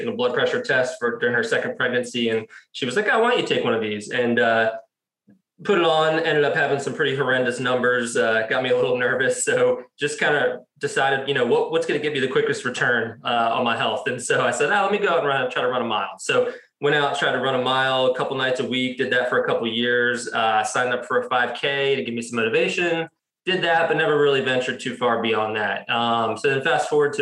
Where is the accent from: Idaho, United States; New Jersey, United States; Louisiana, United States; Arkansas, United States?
New Jersey, United States; moved away as an adult; also born or lived in Lynchburg, Virginia / Manassas, Virginia; now in Cary, United States; I grew up in South Jersey, about 15 minutes outside of Philadelphia.